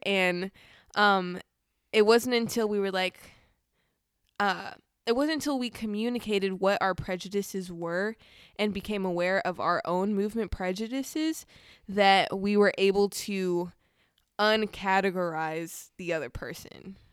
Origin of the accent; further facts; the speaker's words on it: Southern California, United States; I'm from Southern California, very fast pace